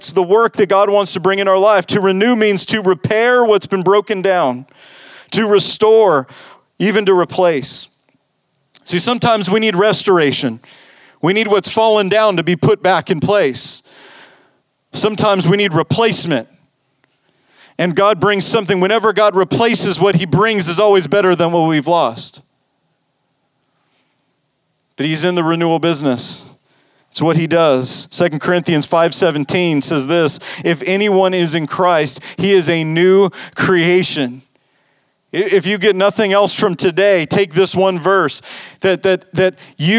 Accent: Las Vegas, Nevada, United States; I grew up in Las Vegas.

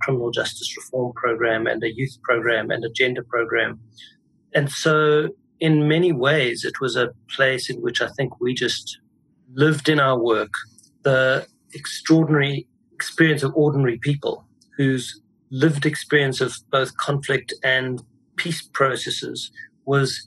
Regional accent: South Africa; moved away as an adult; now in New York, United States; I'm South African. I finished high school in 1976, which was, as a white South African, a very significant moment.

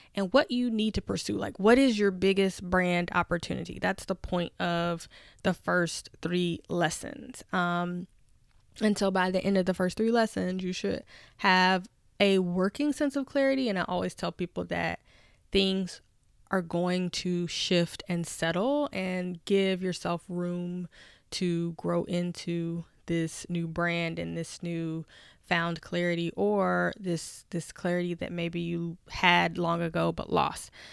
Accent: Nashville, Tennessee, United States; now in Washington, D.C., United States; I'm from Nashville, Tennessee, and just remember being on Fisk University's campus as a little girl

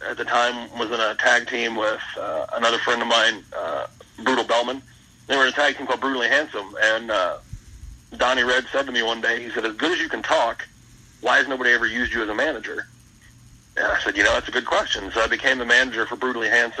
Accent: Indiana, United States; now in Cincinnati, United States; I grew up in Indiana

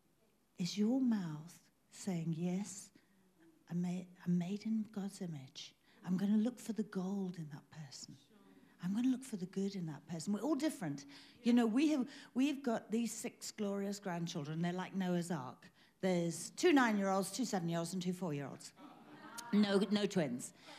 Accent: England, United Kingdom; now in South Africa; I'm British. British by birth, but I'm South African by choice. I hold a South African passport. But when I was growing up in England

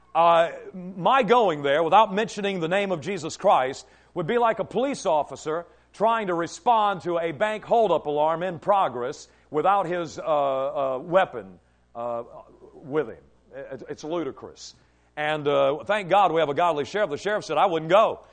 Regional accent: Cadiz, Kentucky, United States; growing up in Trigg County in Cadiz, Kentucky

